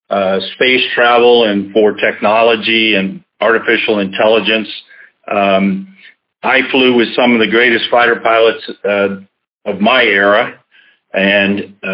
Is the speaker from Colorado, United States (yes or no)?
yes; Denver, Colorado, United States; also born or lived in Jacksonville; my first six years were here in Jacksonville. Uh, and then really, I guess I feel that I grew up more in Denver, Colorado than than any place.